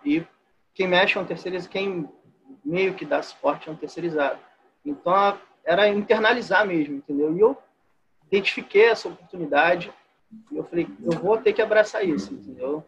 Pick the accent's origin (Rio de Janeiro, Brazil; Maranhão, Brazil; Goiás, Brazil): Rio de Janeiro, Brazil; also born or lived in Duque de Caxias; eu sou do Rio de Janeiro, moro em Duque de Caxias